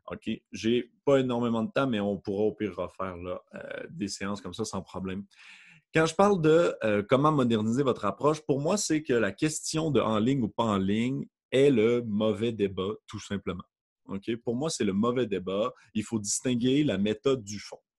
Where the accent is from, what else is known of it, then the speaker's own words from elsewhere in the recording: Quebec, Canada; accent: Quebec; donc je suis, comme vous pouvez peut-être le remarquer avec mon léger accent du Québec